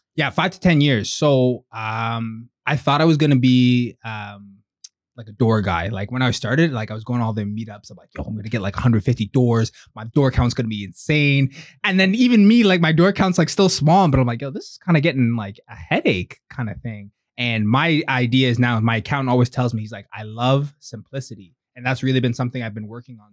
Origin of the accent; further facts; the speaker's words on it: Pickering, Ontario, Canada; also born or lived in Durham; now in Whitby, Canada; born in Durham. I grew up in Pickering. Um, I live in Whitby now, but grew up in Pickering